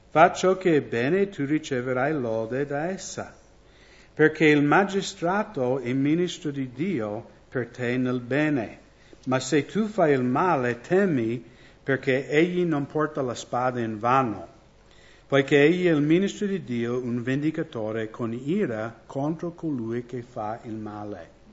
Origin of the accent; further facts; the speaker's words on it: United States; Italian is a second language; now in Italy; Io vengo dagli Stati Uniti